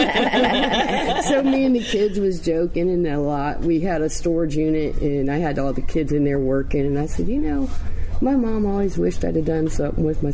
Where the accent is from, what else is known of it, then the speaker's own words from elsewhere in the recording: West Carrollton, Ohio, United States; West Carrollton, Ohio